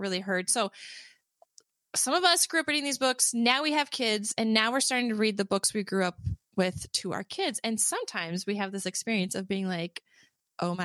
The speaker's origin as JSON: {"language": "English", "country": "United States", "said": "as an American"}